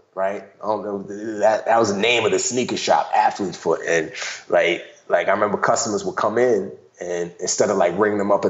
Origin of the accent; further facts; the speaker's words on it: New York City, New York, United States; I love growing up in the Bronx because I gained so many lessons